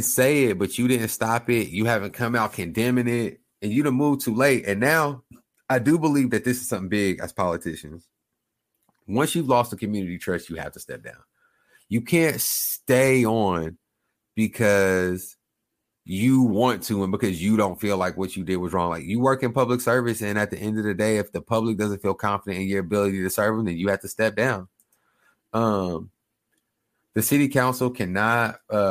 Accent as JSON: {"language": "English", "region": "Oklahoma", "country": "United States", "tie": "born or raised there", "said": "I grew up in Oklahoma"}